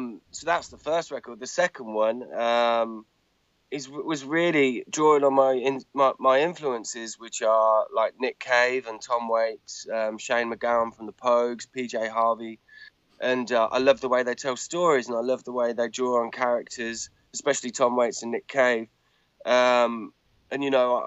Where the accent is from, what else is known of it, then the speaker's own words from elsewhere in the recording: England, United Kingdom; also born or lived in just outside London; I'm English and live just outside London